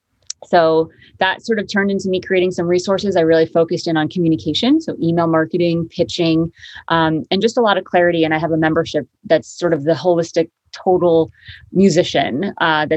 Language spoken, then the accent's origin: English; Connecticut, United States; moved away as an adult; also born or lived in upstate New York / Harlem, New York; now in Hudson Valley, United States; I grew up in Connecticut, went to school upstate New York, lived in Harlem for 12